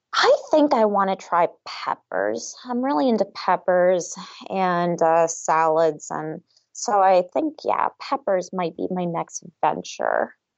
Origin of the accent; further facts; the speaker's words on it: South Florida, United States; now in Waynesboro, Pennsylvania, United States; I was born and raised in South Florida